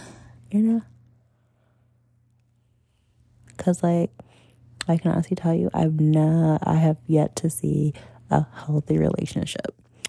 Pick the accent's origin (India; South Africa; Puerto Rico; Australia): Puerto Rico; Black. I'm Puerto Rican. Black and Puerto Rican.